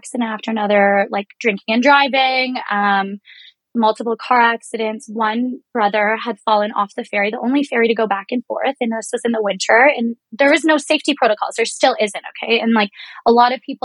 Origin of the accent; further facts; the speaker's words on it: Reserve in Georgian Bay, Ontario, Canada; moved away; Growing up on the Reserve, it does feel like a forgotten place in Canada